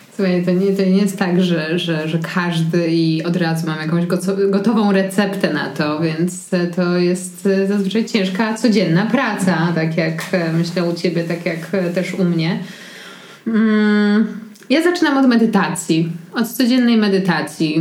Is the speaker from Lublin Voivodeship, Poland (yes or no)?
no; Warsaw, Masovian Voivodeship, Poland; Ja jestem z Warszawy i wychowywałam się w centrum